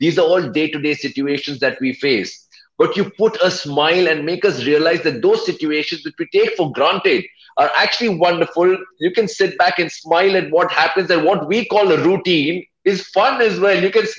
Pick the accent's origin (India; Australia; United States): India; As an Indian author, there is this thing that, you know, at least that's what a lot of people believe